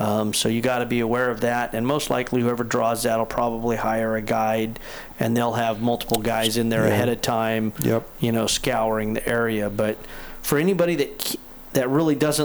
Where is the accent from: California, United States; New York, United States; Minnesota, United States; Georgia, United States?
California, United States; Crescent City; my hometown of Crescent City